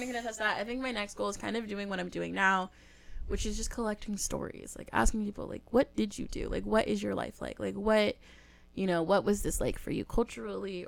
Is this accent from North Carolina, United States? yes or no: no; Southern California, United States; my dad's from the South, but we live in Southern California